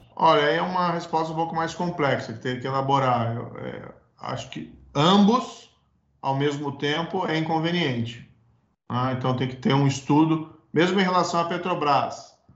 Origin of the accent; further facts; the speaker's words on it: Paraná, Brazil; O Paraná é onde eu nasci, cresci, constituí família